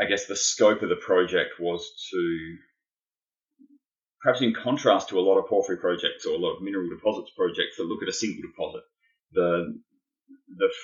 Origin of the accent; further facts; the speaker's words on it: Adelaide, South Australia, Australia; I grew up in Adelaide in South Australia.